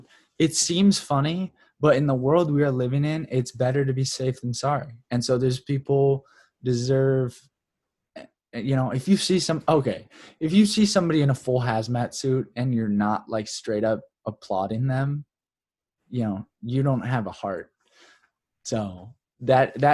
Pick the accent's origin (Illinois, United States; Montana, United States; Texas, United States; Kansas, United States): Kansas, United States; as a child growing up in Kansas